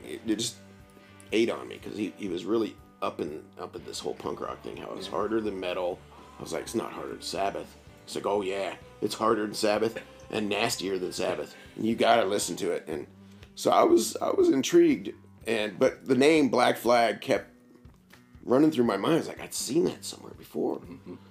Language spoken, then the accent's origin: English; Bloomington, Indiana, United States; I was born in Bloomington, yeah. raised in Bloomington, went through uh, schools here